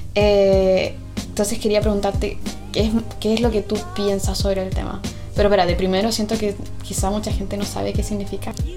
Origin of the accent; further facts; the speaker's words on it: Chile; also born or lived in England; now in United Kingdom; yo me crié en Chile